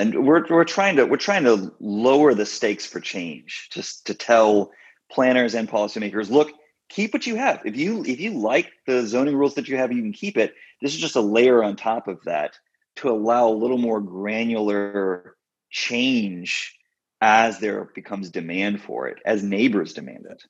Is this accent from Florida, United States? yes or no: no; Texas, United States; moved away as an adult; also born or lived in Scotland; now in Washington, D.C., United States; I'm from Texas originally. I grew up in the suburbs.